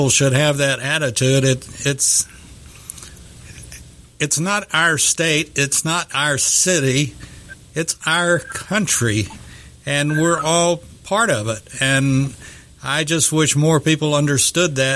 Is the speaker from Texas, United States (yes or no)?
yes; Texas, United States; I'm a Texan